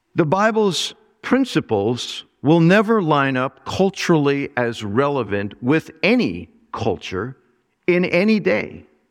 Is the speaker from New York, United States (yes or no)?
yes; Mineola, New York, United States; I was born in Minne-, Mineola, New York.